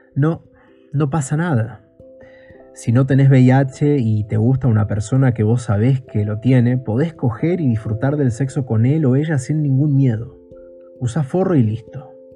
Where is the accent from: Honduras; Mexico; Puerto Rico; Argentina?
Argentina; Buenos Aires; soy de Buenos Aires, Argentina